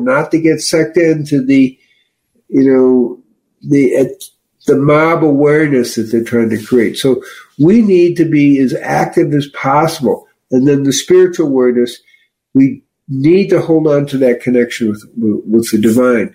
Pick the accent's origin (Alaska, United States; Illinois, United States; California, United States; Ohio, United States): Illinois, United States; Chicago; I'm from Chicago